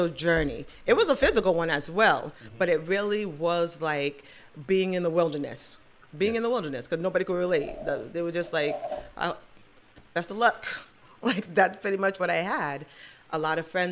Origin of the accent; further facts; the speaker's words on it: Nigeria; being Nigerian, I have to have a boy